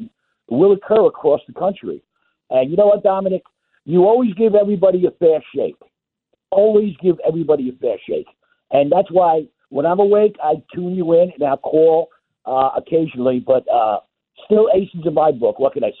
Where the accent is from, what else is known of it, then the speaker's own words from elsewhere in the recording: Nassau County, New York, United States; now in South Carolina, United States; I grew up in Nassau County, Dom, South Shore.